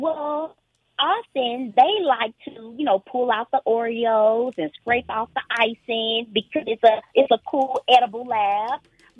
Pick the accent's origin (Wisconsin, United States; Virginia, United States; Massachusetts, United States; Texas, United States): Texas, United States; Lufkin; I grew up in Lufkin, Texas.